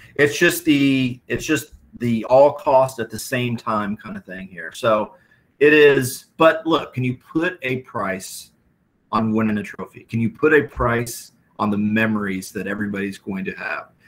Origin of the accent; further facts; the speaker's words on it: Iowa, United States; we're both from Iowa